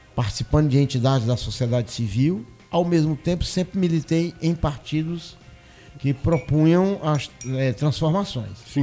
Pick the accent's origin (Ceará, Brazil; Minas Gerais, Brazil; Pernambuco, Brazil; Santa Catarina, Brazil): Ceará, Brazil; Fortaleza; moved away as an adult; also born or lived in Santa Luzia, Paraíba; now in Brasília, Brazil; Eu sou cearense, nascido em Fortaleza